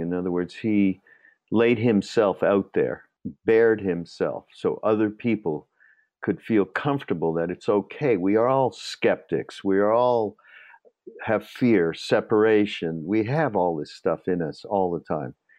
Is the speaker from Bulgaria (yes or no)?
no; Montreal, Quebec, Canada; I'm from Montreal